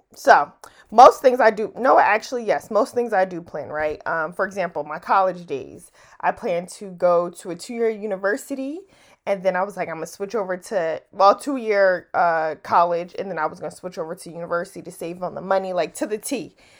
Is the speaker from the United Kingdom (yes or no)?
no; New Jersey, United States; now in DMV area, United States; I'm, I'm from Jersey